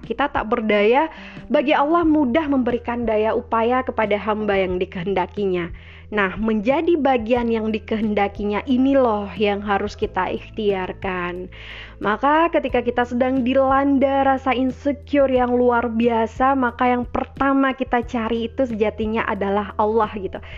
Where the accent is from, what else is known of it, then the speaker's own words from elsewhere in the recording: Minangkabau, West Sumatra, Indonesia; di Minangkabau, di tanah kelahiran saya, kampung halaman saya